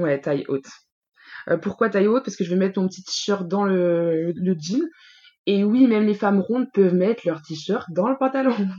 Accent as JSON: {"language": "French", "region": "Bourgogne-Franche-Comté", "country": "France", "moved": "as an adult", "lives_now": "Île-de-France, France", "said": "J'habite en Ile-de-France depuis 6 ans. Je suis originaire de la Franche-Comté."}